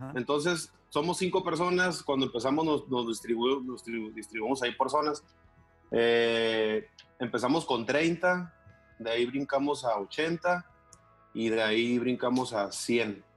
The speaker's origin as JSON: {"language": "Spanish", "town": "Mexicali", "region": "Baja California", "country": "Mexico", "tie": "born or raised there", "said": "nací aquí en Mexicali."}